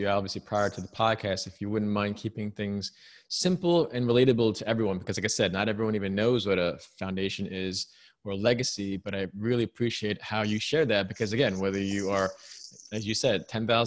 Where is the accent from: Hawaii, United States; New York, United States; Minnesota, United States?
New York, United States; I'm born and raised in New York